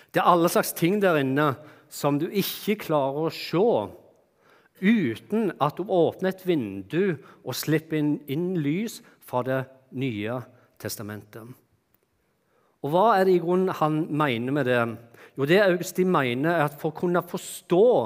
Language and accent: Norwegian; Bryne, Rogaland, Norway; moved away; jeg kommer fra det vakre Jæren og Bryne. Og slik som det var når jeg vokste opp, da, så vokste jeg opp eh, hjemme i et hus som bare var et steinkast, et kort steinkast fra Bryne stadion